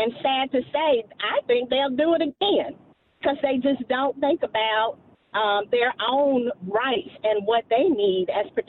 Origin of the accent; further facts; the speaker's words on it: Alabama, United States; moved away as an adult; also born or lived in South Carolina; now in North Carolina, United States; I'm originally from Alabama, and I tell you, moving to South Carolina felt like I was stepping back in time.